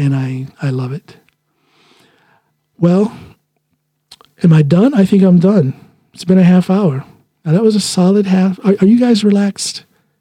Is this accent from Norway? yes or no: yes; Finnmark, Norway; accent: northern Norwegian dialect; I speak with primarily the northern dialect up in Finnmark. That's what I learned first.